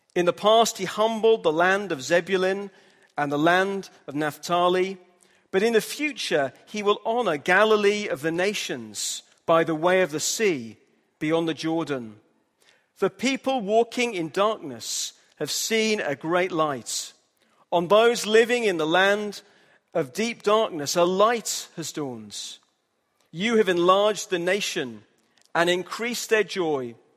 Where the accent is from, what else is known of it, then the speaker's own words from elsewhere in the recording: Hull, Yorkshire and the Humber, United Kingdom; moved away; I'm from Hull, in the north of England